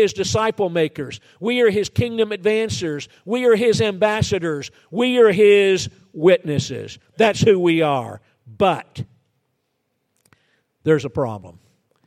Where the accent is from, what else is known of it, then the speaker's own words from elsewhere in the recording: Georgia, United States; moved away; also born or lived in Florida; I was born and raised in Georgia